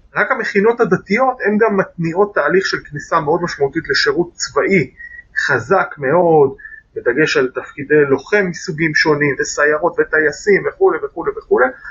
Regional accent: Jerusalem, Jerusalem District, Israel; אני יליד 1980, נולדתי להורים שיאריכו ימים גרים עד היום ברובע היהודי בירושלים

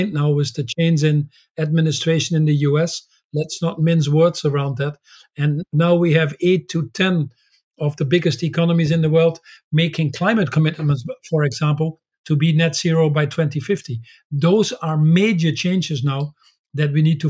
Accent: Netherlands; When I was born in the Netherlands

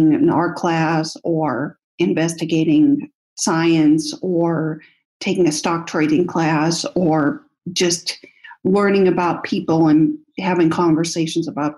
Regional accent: United States; I'm from the United States.

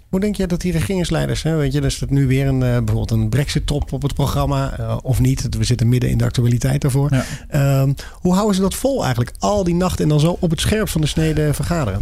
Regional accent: Netherlands; we als Nederlanders

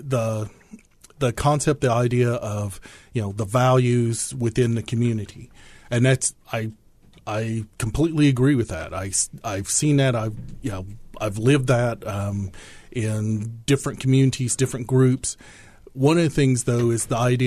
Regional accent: southeastern Kentucky, United States; also born or lived in Langston, Oklahoma; I was born in Oklahoma, grew up in southeastern Kentucky

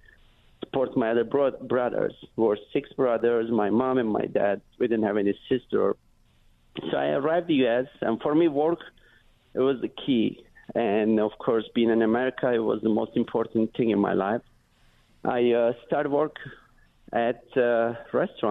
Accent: Turkey; English is a second language; moved away as an adult; also born or lived in New York City; now in United States; I am from Turkey, I came to U.S. 2002 with my dreams, nothing else

